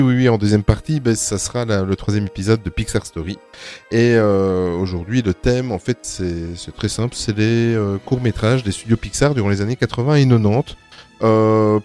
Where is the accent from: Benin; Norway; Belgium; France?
Belgium; nous sommes belges